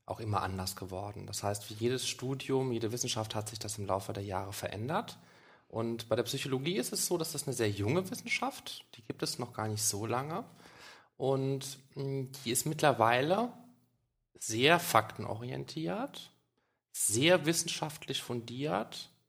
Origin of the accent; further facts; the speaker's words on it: Germany; born there; Nein, ich bin in Deutschland geboren.